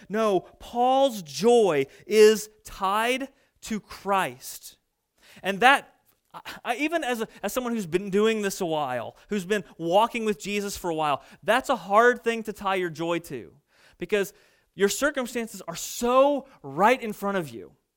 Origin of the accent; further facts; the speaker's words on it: Fairfield, United States; my hometown of Fairfield